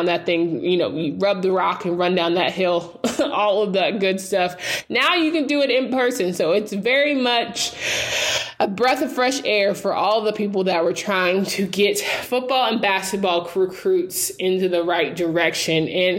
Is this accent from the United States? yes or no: yes; Raleigh, North Carolina, United States; I did not want to be close to home growing up in Raleigh.